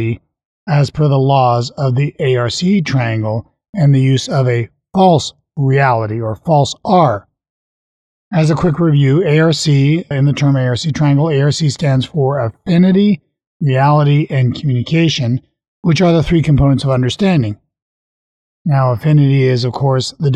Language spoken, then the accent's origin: English; Canada; I'm a Canadian